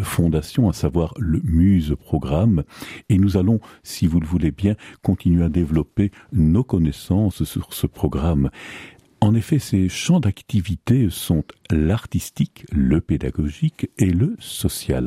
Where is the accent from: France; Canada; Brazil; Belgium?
Belgium; chez nous en Belgique